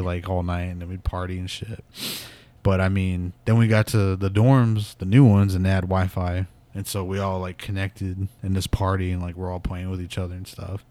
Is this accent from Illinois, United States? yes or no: no; Pawnee, Oklahoma, United States; moved away as an adult; I'm from Pawnee, and it was just, like, this small ass town